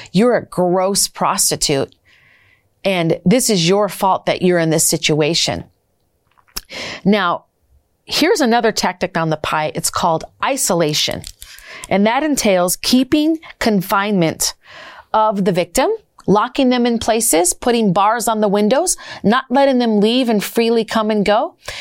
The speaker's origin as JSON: {"language": "English", "region": "Minnesota", "country": "United States", "said": "I'm from Minnesota and I originally was trafficked out of Minnesota"}